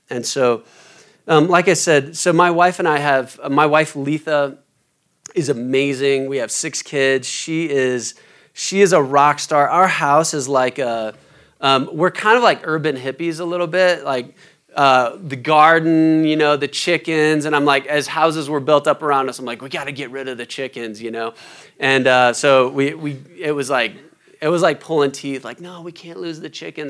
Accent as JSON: {"language": "English", "town": "Omaha", "region": "Nebraska", "country": "United States", "moved": "yes", "said": "I'm from Omaha originally"}